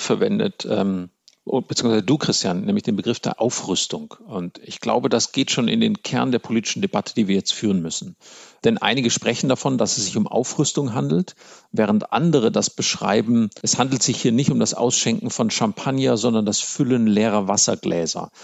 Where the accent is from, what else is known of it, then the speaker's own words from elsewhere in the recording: Germany; als Deutsche